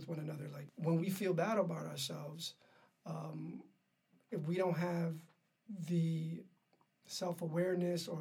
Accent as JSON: {"language": "English", "town": "New York City", "region": "New York", "country": "United States", "tie": "born or raised there", "said": "I grew up in Harlem"}